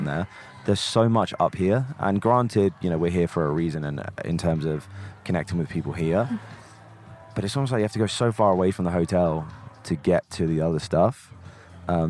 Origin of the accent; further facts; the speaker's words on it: England, United Kingdom; I'm English